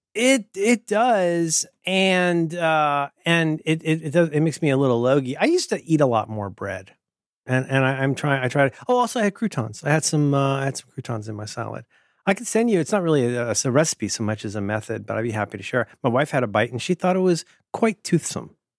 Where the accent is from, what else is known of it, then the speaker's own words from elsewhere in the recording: Ohio, United States; I'm from Ohio